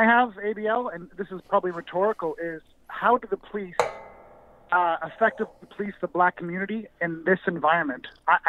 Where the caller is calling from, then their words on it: Canada; I'm calling from Canada.